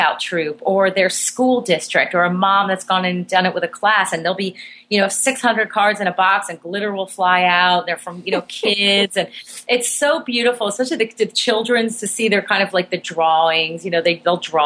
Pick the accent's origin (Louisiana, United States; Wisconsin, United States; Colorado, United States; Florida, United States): Florida, United States; Miami; my hometown shelter in Miami, Florida